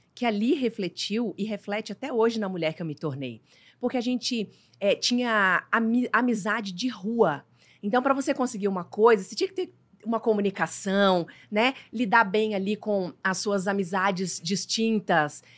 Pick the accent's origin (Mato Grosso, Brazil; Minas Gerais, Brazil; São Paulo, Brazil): Minas Gerais, Brazil; Diamantina; moved away; eu sou mineira, de Diamantina, é uma cidade minúscula.